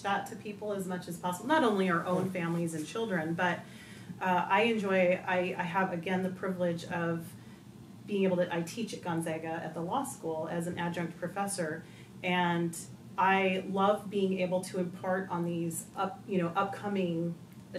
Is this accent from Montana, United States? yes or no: yes; Northwest Montana, United States; now in Liberty Lake, United States; I grew up in Northwest Montana.